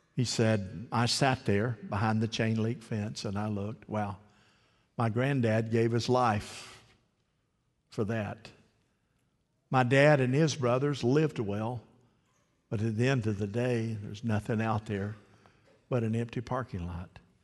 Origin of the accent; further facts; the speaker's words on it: Eagle Lake, Florida, United States; I'm from Eagle Lake, Florida.